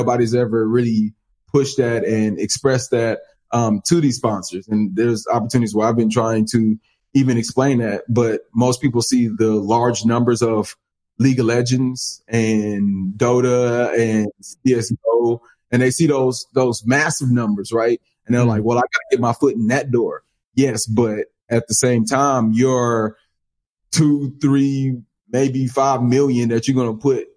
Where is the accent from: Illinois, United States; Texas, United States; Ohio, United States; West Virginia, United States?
Texas, United States; Dallas; my hometown, Dallas